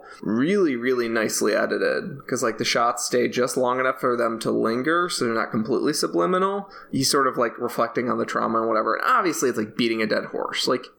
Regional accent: Illinois, United States; I grew up in Illinois, which has, like, you know, you can find some hills around, but it's fairly flat.

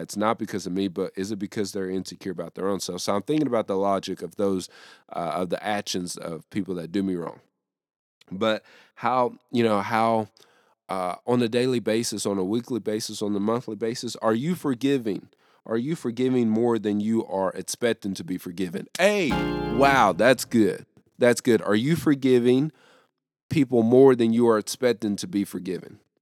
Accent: the South, United States; here in the South

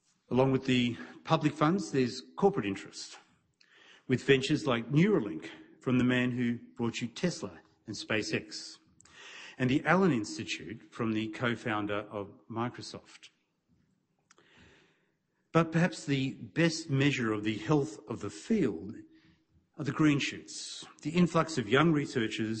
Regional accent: Melbourne, Victoria, Australia; my hometown of Melbourne

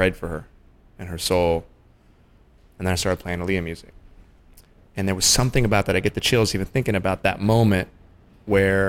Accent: Oregon, United States; also born or lived in Santa Monica, California; I grew up in a small town in Oregon. So first half of my life was, I was raised in Santa Monica. The second half, I was 10, we moved to Oregon

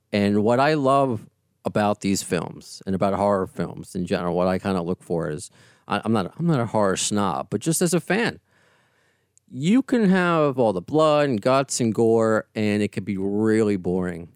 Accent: Long Island, New York, United States; also born or lived in Brooklyn; now in Queens, United States; I grew up in, uh, Long Island, born in Brooklyn

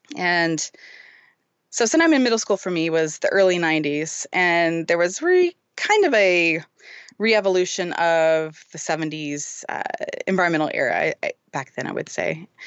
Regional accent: Fort Worth, Texas, United States; I am from a little suburb of Fort Worth

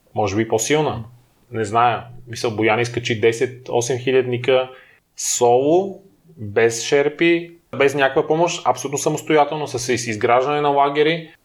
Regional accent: Lom, Montana Province, Bulgaria; moved away as an adult; now in Sofia, Bulgaria; Аз живеех до 19 ти годишнина. Роден съм в София, но след това а, моите родители отново се преместят в Лом. Основното и средното ми образование беше в Лом.

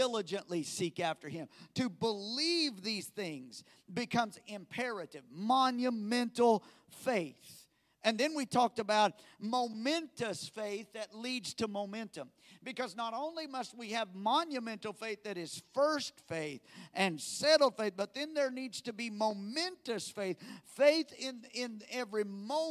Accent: United States; as American Christians

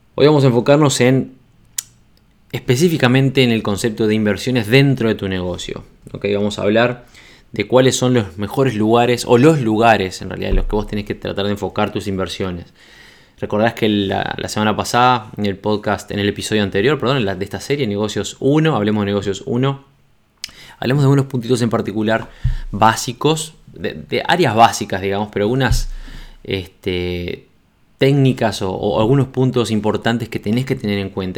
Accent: Uruguay; cuando lancé mi revista en Uruguay

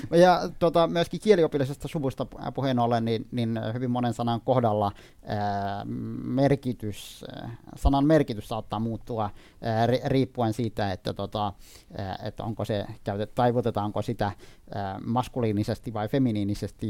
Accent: Iraq; Finnish is a second language; now in Finland; Mä olen syntynyt Irakissa

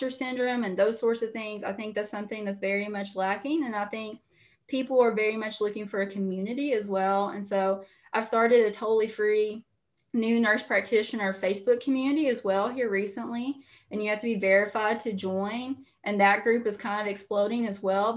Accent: Eastern Kentucky, United States; I'm from Eastern Kentucky, you know, everyone back home, teachers, coal miners, that sort of thing

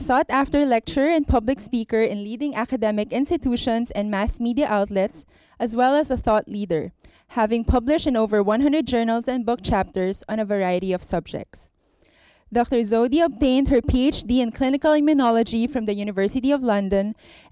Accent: Philippines; I'm a physician from the Philippines

